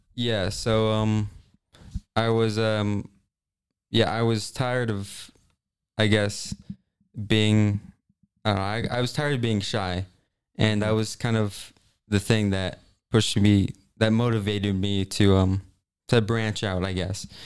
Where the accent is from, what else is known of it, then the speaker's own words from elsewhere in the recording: Kansas City, Missouri, United States; I'm from, okay, technically Kansas City area